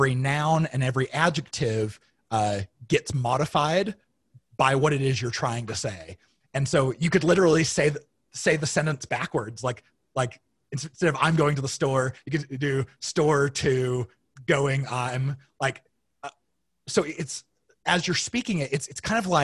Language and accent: English; Arizona, United States; I grew up in Arizona